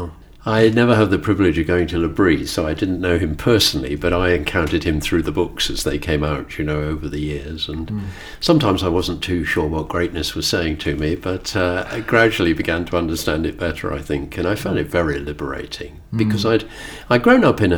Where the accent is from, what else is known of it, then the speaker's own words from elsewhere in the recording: Bournemouth, South West England, United Kingdom; moved away as an adult; also born or lived in London / Portsmouth / Southampton / Bristol; I grew up in Bournemouth